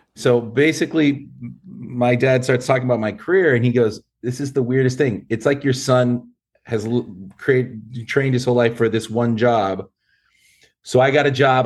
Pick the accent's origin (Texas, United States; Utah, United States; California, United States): California, United States; San Fernando; I grew up in San Fernando, uh, in the town, or city of San Fernando, not just the valley